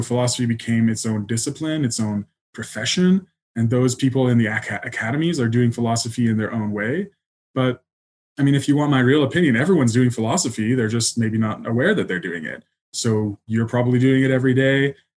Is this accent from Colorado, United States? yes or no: yes; Colorado, United States; also born or lived in England; I was born in England, but we moved a lot when I was a kid. So probably I really grew up in Colorado. I was there since third grade.